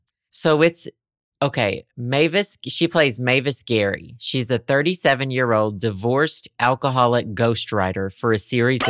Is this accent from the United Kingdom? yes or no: yes; United Kingdom; It's because I'm British.